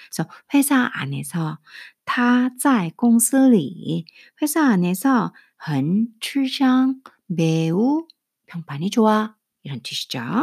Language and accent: Korean; South Korea; first language Korean; 저같이 모국어가 한국인 사, 한국어인 사람은